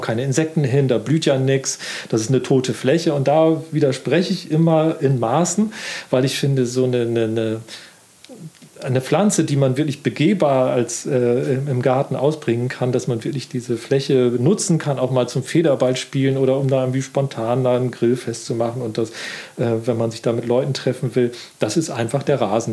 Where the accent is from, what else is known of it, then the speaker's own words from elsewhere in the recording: Wiesmoor, Lower Saxony, Germany; now in Offenburg, Germany; Ich bin ja in Ostfriesland groß geworden und da ist natürlich, es äh, gibt dort viel Moor. Also mein Heimatstädtchen heißt auch Wiesmoor